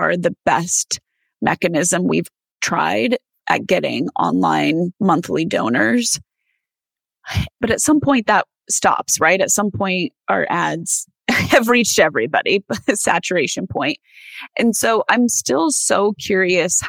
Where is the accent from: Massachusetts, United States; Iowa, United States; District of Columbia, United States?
Iowa, United States; I'm from Iowa.